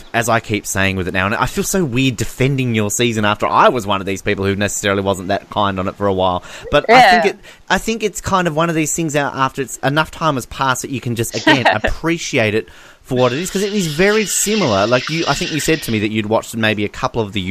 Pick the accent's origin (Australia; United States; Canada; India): Australia; we're Australian, we're not American